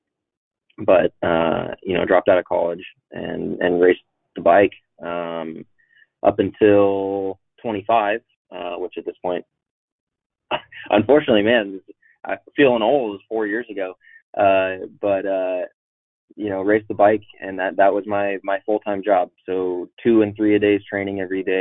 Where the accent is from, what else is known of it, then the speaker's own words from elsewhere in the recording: Arlington, Washington, United States; I grew up mostly up in Washington State